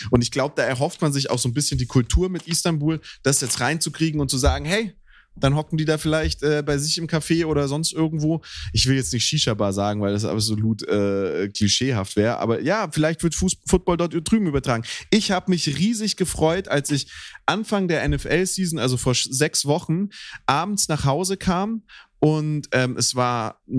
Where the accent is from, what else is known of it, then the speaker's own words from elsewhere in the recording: Black Forest, Baden-Württemberg, Germany; moved away; also born or lived in Baltic Sea coast; ich bin ja im, in einem Fu fußballtechnischen Bermuda-Dreieck aufgewachsen im Schwarzwald